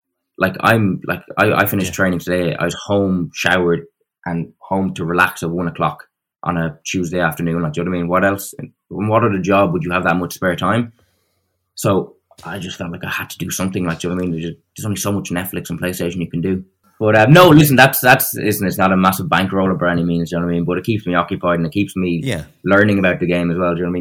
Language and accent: English; Ireland; as an Irishman